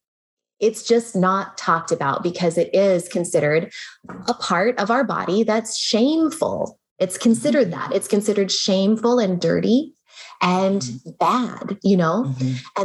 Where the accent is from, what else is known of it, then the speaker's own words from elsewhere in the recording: United States; also born or lived in Germany; I'm talking more as an American